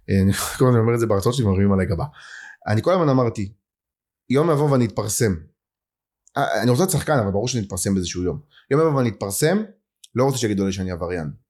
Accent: Ashdod, Southern District, Israel; באשדוד, באזור ב'. אבל אמ, הסתובבתי כאילו ילד של הרבה אזורים.

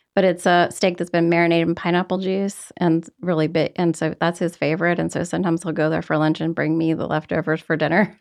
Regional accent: Roanoke, Virginia, United States; moved away; I'm from Roanoke, Virginia

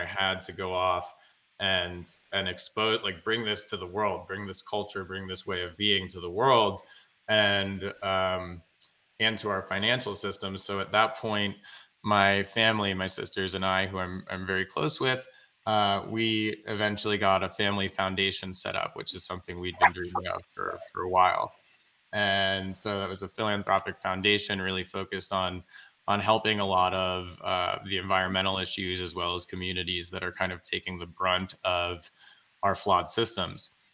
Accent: Greenwich, Connecticut, United States; I grew up in Greenwich, Connecticut.

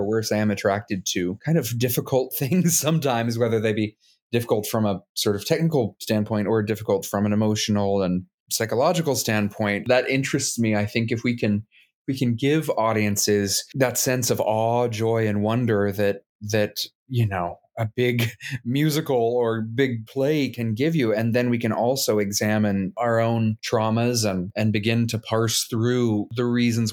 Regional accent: Midland, Texas, United States; I'm a Texan. I was born in Midland, Texas

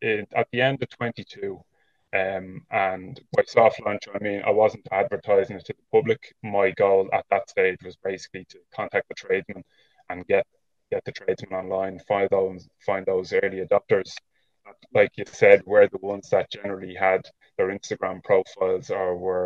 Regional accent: Dublin, Leinster, Ireland; moved away as an adult; now in County Wicklow, Ireland; I would have been born and raised in Dublin, but living in Wicklow now with my family

